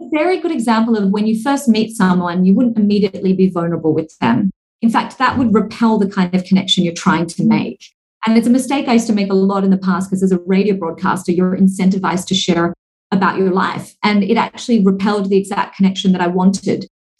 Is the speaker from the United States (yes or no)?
no; Singapore; born there; And I hold a passport from Australia, even though my parents are Singaporean and I was born in Singapore and I now live here.